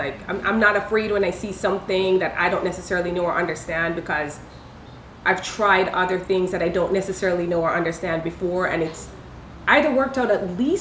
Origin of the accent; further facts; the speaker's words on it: Jamaica; also born or lived in India; now in Los Angeles, United States; Growing up in Jamaica